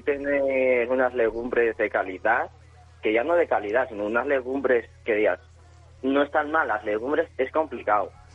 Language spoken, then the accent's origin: Spanish; Spain; moved away as an adult; now in Ireland; Yo me fui de España huyendo un poco